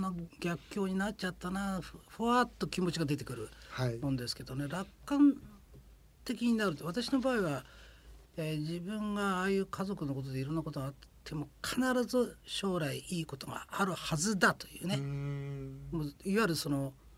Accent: Akita, Japan; 私秋田の出身なんですけども

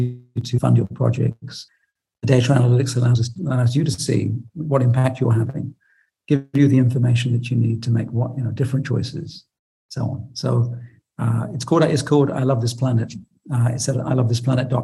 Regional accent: United Kingdom; I'm British

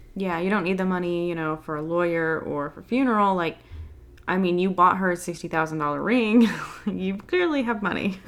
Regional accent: the South, United States; I'm from the South

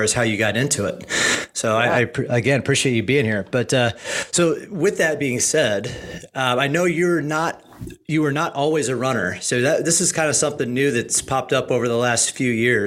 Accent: Midwest, United States; being from the Midwest, like myself

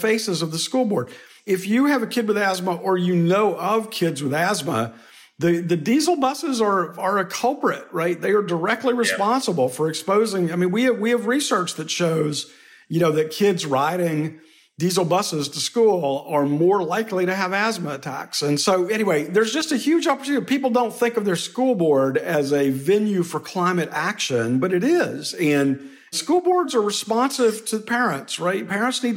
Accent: Georgia, United States; my home state of Georgia

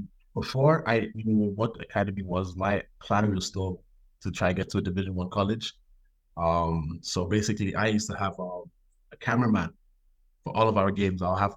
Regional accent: Dublin, Leinster, Ireland; also born or lived in United States / Nigeria; now in Belfast, United Kingdom; I grew up in Dublin, Ireland. I'm from Nigeria. Background is from Nigeria. I've been everywhere. Grew up in Dublin. Grew up in the States. Grew up in Nigeria. Grew up in Belfast.

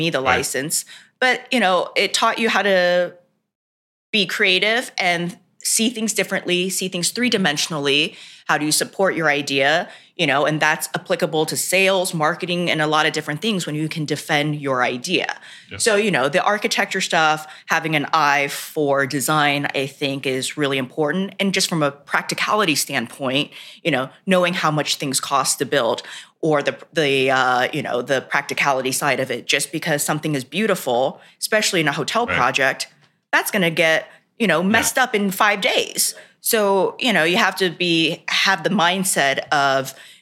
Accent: the South, United States; I grew up in the South

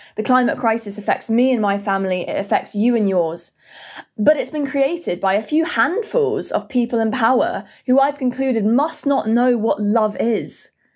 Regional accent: Hertfordshire, East of England, United Kingdom; I'm from Hertfordshire in the U K

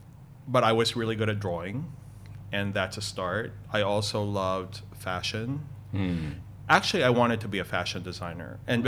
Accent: Manila, Metro Manila, Philippines; now in United States; So before I moved to Texas, I was born and raised in Manila in the Philippines. So we're Filipinos, although we do have Chinese ancestry background.

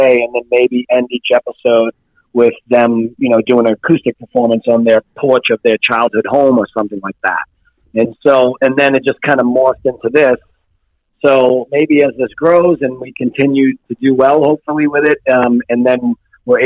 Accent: Lawrence, Massachusetts, United States; moved away as an adult; now in New Hampshire, United States; in Lawrence, Massachusetts, where I grew up

